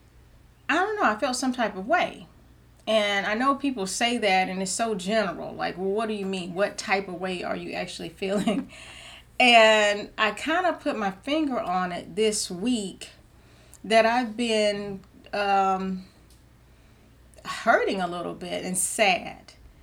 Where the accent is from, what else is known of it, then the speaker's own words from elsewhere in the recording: Georgia, United States; I'm a Georgia peach